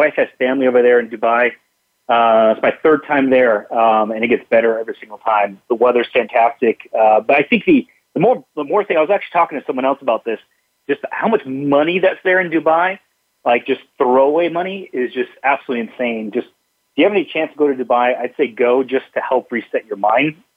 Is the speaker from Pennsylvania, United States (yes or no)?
no; Seattle, Washington, United States; now in Boise, United States; I grew up in Seattle